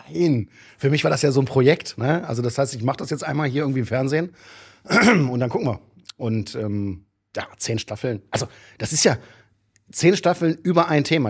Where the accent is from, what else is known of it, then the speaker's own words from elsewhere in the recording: Düsseldorf, North Rhine-Westphalia, Germany; ich komme ja aus Düsseldorf, also da die Ecke Düsseldorf